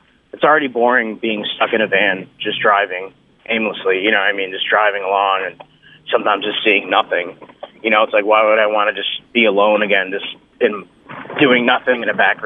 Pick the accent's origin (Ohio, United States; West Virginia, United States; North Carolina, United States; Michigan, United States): Michigan, United States; also born or lived in England; I grew up pretty much in Michigan, but I was born elsewhere.